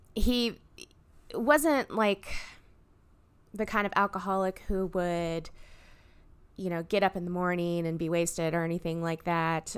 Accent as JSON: {"language": "English", "town": "Fairbanks", "region": "Alaska", "country": "United States", "tie": "born or raised there", "moved": "yes", "lives_now": "Louisville, United States", "said": "I was born up in Fairbanks"}